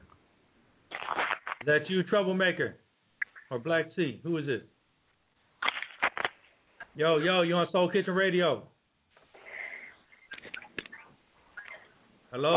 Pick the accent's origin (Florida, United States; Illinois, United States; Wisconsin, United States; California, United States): California, United States; the Bay Area; We from the Bay all day.